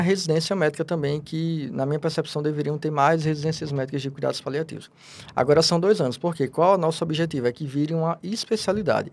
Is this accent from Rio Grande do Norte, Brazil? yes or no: yes; Natal, Rio Grande do Norte, Brazil; nasci em Natal, lá da Terra do Sol, lá do Rio Grande do Norte